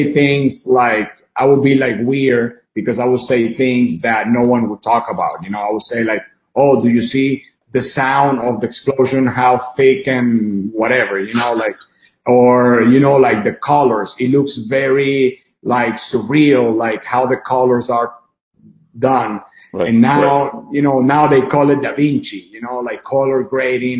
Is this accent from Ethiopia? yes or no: no; Venezuela; now in United States; I was born in Venezuela, born and raised, until, you know, been half of my life there, my second half here in the United States